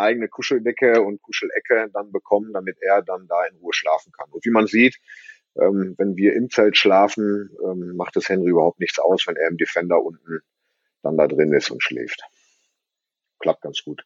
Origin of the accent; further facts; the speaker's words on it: Bottrop, North Rhine-Westphalia, Germany; ich komme ja aus Bottrop, in der Nähe vom Moviepark. Äh, da wohne ich auf dem Bauernhof